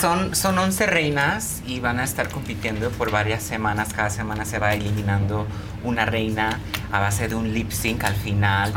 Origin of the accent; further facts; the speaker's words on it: Los Angeles, California, United States; Yo vivo y nací en Los Ángeles. Pero soy de padres mexicanos.